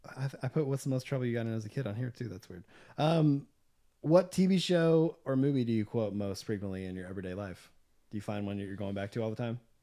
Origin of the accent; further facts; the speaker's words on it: Southwest Arkansas, United States; now in Nashville, United States; growing up in Southwest Arkansas